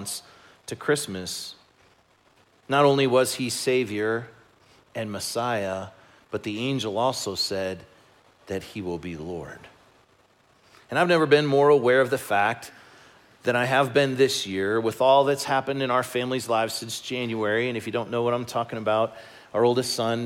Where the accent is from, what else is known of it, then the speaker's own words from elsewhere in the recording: Chicago, Illinois, United States; moved away; I grew up in Chicago